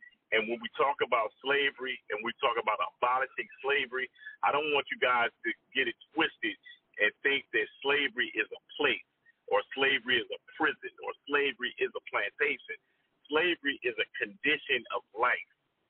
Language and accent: English; Compton, California, United States; moved away; also born or lived in Shreveport, Louisiana; I was raised in Compton, California. I traveled to the United States. I graduated from Cal State Long Beach University. I am ex-military.